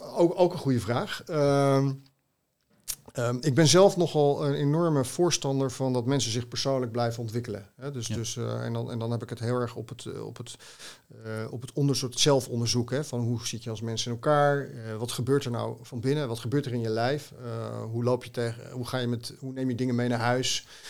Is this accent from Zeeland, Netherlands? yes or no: no; Haarlem, North Holland, Netherlands; Haarlemmer, hè, mijn moeder is in Haarlem geboren en mijn, vader ook tegen de rand van Haarlem, in Heemstede